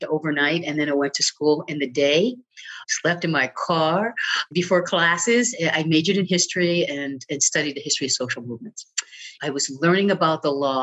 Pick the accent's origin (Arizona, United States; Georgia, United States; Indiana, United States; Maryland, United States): Maryland, United States; Baltimore; moved away as an adult; now in Oregon, United States; I grew up in Baltimore, but after high school, you know, I wasn't ready for college.